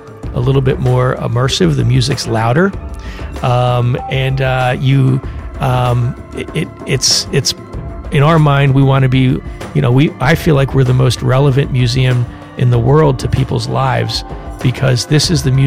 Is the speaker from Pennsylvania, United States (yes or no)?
yes; Philadelphia, Pennsylvania, United States; my hometown, Philadelphia, Pennsylvania